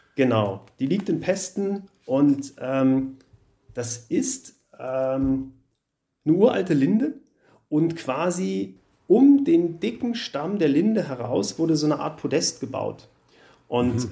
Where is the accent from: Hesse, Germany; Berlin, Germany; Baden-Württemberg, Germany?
Berlin, Germany; now in Munich, Germany; komme ich aus Berlin, da bin ich groß geworden und aufgewachsen